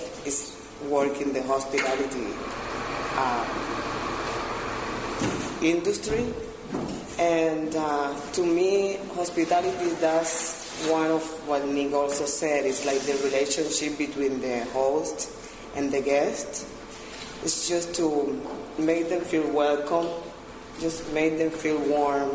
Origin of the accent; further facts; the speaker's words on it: Cuba; moved away as an adult; now in Peterborough, Canada; I am originally from Cuba. I've been in town for 10 years.